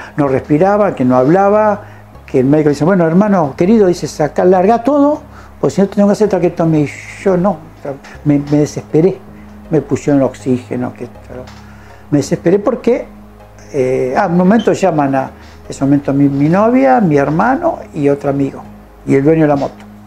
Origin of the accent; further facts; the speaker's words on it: Villa Libertador San Martín, Entre Ríos, Argentina; yo nací en Entre Ríos